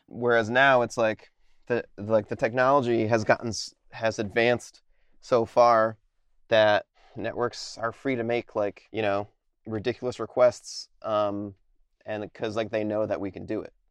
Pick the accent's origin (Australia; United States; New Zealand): United States; Connecticut; moved away; I'm from Connecticut originally